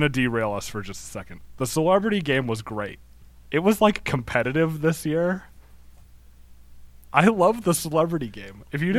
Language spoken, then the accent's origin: English; Wyoming, United States; I'm from Wyoming. Got to give a shout out to the motherland.